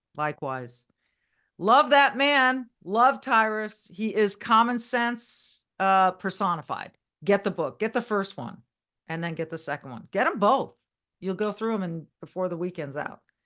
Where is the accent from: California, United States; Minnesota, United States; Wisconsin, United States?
California, United States; Southern; moved away; I was born and raised in California